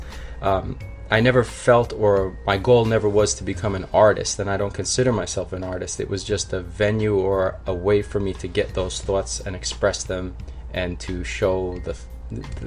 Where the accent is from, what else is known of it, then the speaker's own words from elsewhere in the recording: Long Island, New York, United States; Born and raised on Long Island, lived there all my life